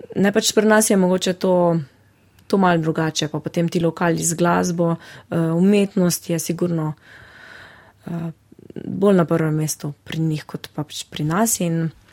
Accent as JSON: {"language": "Slovenian", "town": "Žalec", "region": "Savinjska", "country": "Slovenia", "tie": "born or raised there", "said": "v mojem domačem kraju, to je Žalec"}